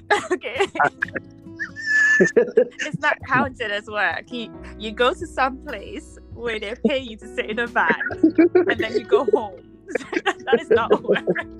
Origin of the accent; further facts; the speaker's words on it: Antigua & Barbuda; accent: Antiguan; I'm Antiguan. They're not going to miss my accent.